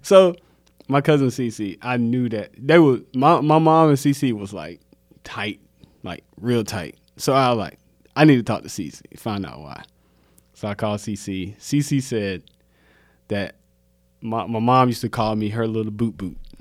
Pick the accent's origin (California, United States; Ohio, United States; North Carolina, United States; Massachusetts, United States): North Carolina, United States; Mount Olive; moved away as an adult; also born or lived in Salisbury, North Carolina; now in Charlotte, United States; I'm either going to the military to get out of Mount Olive